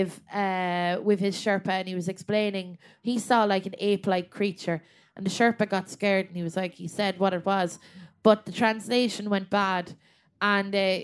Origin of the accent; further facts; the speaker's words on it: Westmeath, Leinster, Ireland; I'm from Westmeath